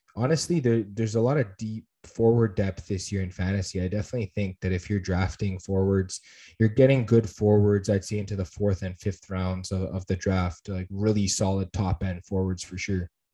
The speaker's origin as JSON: {"language": "English", "country": "Canada", "said": "as a Canadian hockey fan"}